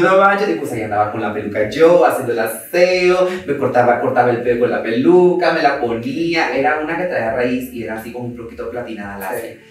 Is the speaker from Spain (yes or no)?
no; Mazatlán, Sinaloa, Mexico; now in Mexico City, Mexico; yo vengo de Mazatlán y vengo de una casa que está sin enjarrar, hasta la fecha está sin enjarrar.